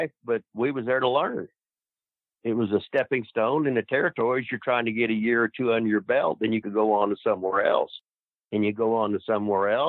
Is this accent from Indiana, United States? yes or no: yes; Seymour, Indiana, United States; I was from Seymour, Indiana, population 12,000 or whatever.